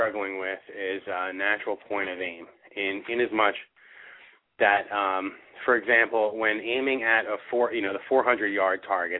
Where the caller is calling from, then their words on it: New Jersey, United States; I'm calling from New Jersey.